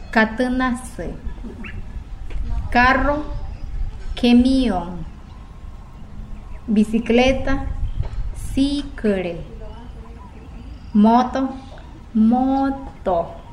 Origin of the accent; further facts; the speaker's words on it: Wayuu, La Guajira, Colombia; first language Wayuunaiki; Spanish is a second language; Nosotros los guayú somos reconocidos por la hospitalidad que brindamos a nuestros visitantes.